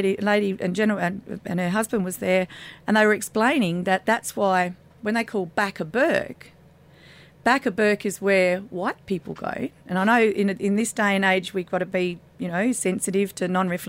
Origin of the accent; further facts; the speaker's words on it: Mallala, South Australia, Australia; also born or lived in Glenelg, South Australia / Adelaide; I never lived in Carlton. So I actually grew up in a small town on the Adelaide Plains called Malala.